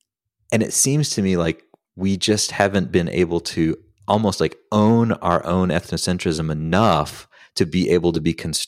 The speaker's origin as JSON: {"language": "English", "region": "the South", "country": "United States", "tie": "born or raised there", "said": "for me growing up in the South, in the rural South, there's a lot of bad shit"}